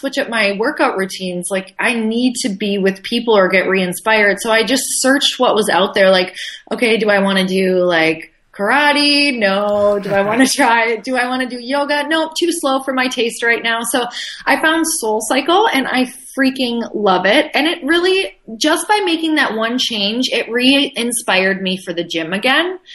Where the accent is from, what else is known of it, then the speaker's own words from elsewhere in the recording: Midwest, United States; I come from the Midwest